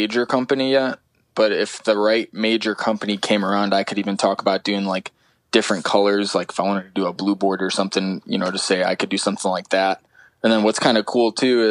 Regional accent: Chicago, Illinois, United States; when I tell people I'm from Chicago, they get the whole downtown feel. And I'm like 20 minutes just west in a suburb of Chicago.

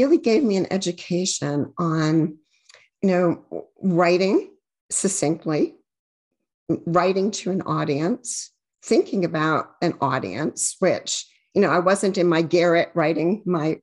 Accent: Amherst, Massachusetts, United States; I grew up in Amherst, Massachusetts, and it was, you know, a university town

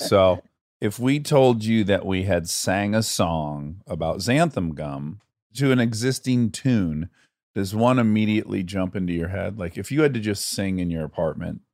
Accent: Michigan, United States; moved away; I'm from Michigan

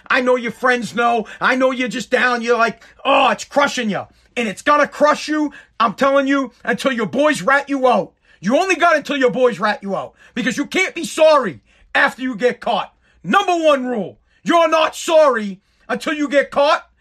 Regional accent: Woburn, Massachusetts, United States; moved away as an adult; I'm from Woburn, Massachusetts. I lived there my whole, um, life. I don't live there now

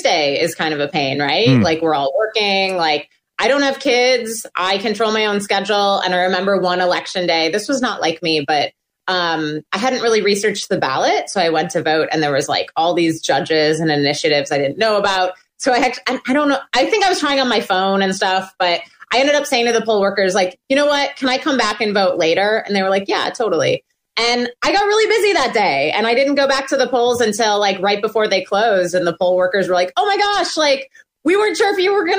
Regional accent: Milwaukee, Wisconsin, United States; moved away; I'm originally from Wisconsin

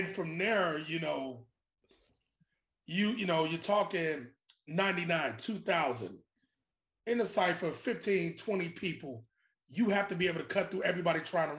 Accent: Chicago, Illinois, United States; also born or lived in Queens; now in Brooklyn, United States; growing up in Chicago

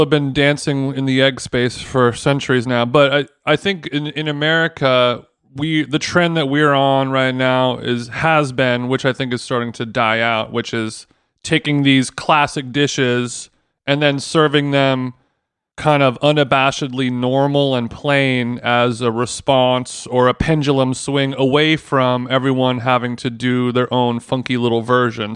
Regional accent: United States; I am an American cunt who was in London

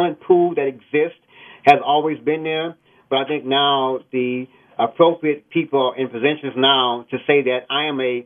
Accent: Houston, Texas, United States; also born or lived in Lubbock, Texas; I grew up in the Houston, Texas

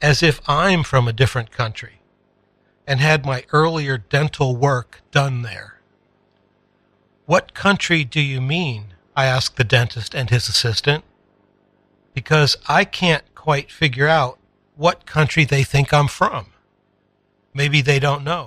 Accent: Northern Appalachia, United States; I'm from Northern Appalachia.

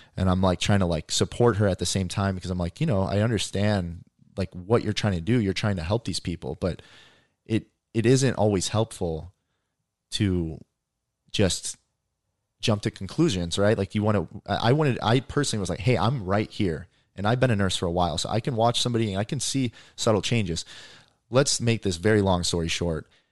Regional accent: Indiana, United States; I grew up in Indiana

